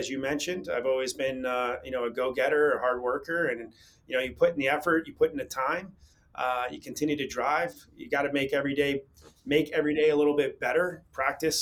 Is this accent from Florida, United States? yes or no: yes; north of Tampa, Florida, United States; also born or lived in Newburgh, New York / Boca Raton, Florida; I grew up in north of Tampa